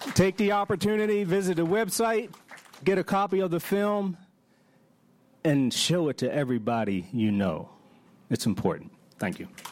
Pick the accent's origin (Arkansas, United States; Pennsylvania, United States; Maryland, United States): Maryland, United States; Baltimore; I'm from Baltimore, grew up in Baltimore